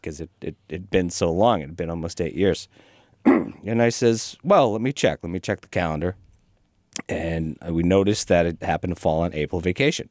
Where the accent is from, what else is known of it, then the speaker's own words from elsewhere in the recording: Watertown, Massachusetts, United States; moved away as an adult; now in Franklin, United States; I grew up in Watertown.